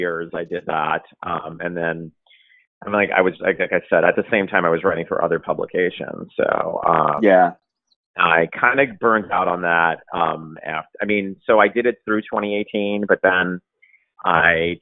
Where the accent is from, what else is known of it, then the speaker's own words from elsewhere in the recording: Brooklyn, New York, United States; I'm born and raised and still here